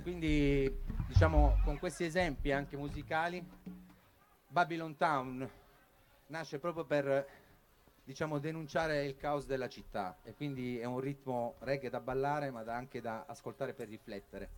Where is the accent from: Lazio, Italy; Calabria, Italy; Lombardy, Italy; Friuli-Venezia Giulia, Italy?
Calabria, Italy; Bagnara Calabra; moved away; il mio paese Bagnara Calabra